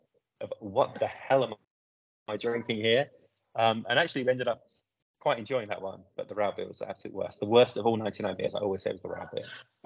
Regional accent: Southampton, South East England, United Kingdom; moved away as an adult; now in United States; I'm from Southampton, so that's south coast of England

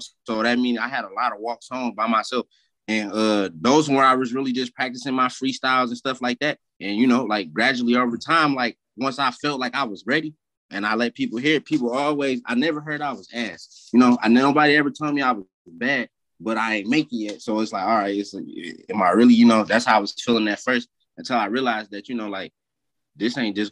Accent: Detroit, Michigan, United States; also born or lived in California; I'm from Southwest. Like, I'm from between Warren and McGraw. Like, if y'all ever seen McGraw Ave, that's my neighborhood that I grew up

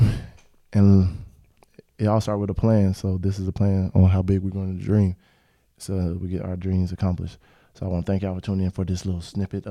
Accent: Pensacola, Florida, United States; also born or lived in Canton; I'm from Canton, but from Pensacola, Florida

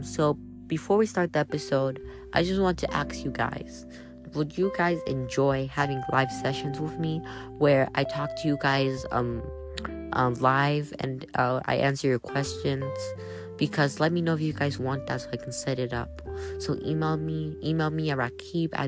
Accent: United States; I know I'm Nigerian, but still. I was born in America

